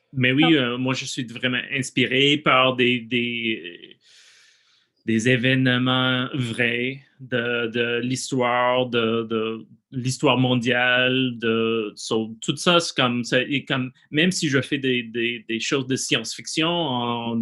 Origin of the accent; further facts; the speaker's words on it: United States; French is a second language; moved away as an adult; now in Montreal, Canada; je suis plus, euh, comme artiste québécois, même si je viens des États-Unis